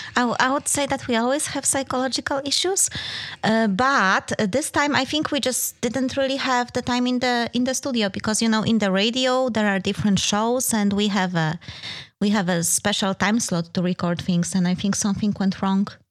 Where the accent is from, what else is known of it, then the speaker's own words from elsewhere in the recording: Denmark; we are from Denmark.